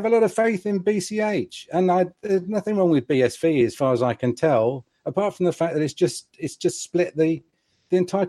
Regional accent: England, United Kingdom; as an English gentleman

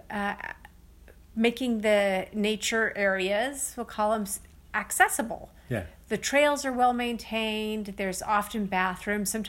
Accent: California, United States; However, we're from California

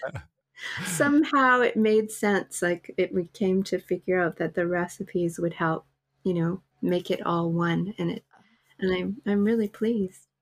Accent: Winnipeg, Manitoba, Canada; moved away as an adult; I'm from Winnipeg

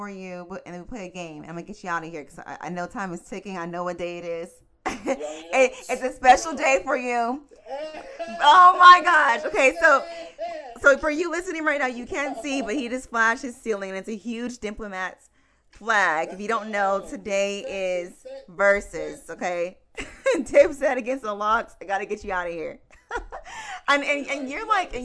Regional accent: Inland Empire, California, United States; I'm from the IE too

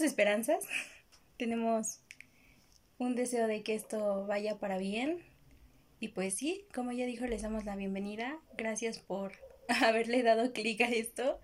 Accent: Mexico; aquí en México es como que mi primaria era un panteón.

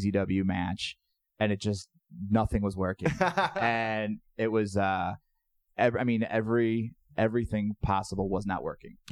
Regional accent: Northwest Indiana, United States; I grew up in Northwest Indiana

